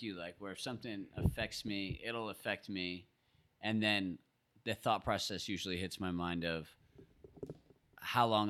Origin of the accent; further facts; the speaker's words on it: New York, United States; I'm from New York